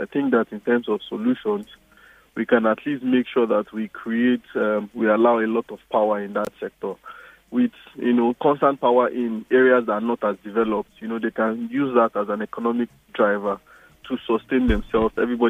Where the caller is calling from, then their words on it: Lekki, Lagos, Nigeria; I'm calling from Lekki.